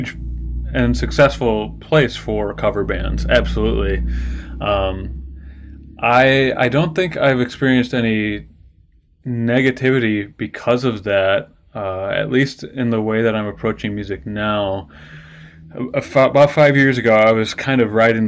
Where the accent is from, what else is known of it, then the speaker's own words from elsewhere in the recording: West Allis, near Milwaukee, Wisconsin, United States; moved away; I came back to Milwaukee in 2011. I grew up in West Dallas, but I didn't find my way back here until 2011.